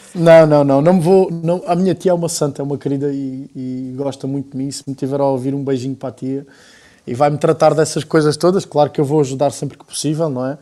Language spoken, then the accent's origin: Portuguese; Alentejo, Portugal; accent: Alentejano; não tenho um alentejano muito carregado na maneira de falar, mas nota-se, é, é, evidente que se nota